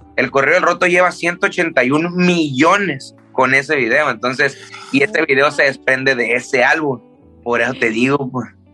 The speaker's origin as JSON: {"language": "Spanish", "town": "Tijuana", "region": "Baja California", "country": "Mexico", "tie": "born or raised there", "also_born_or_lived": "Culiacán, Sinaloa", "said": "desde los seis yo crecí en, Tijuana"}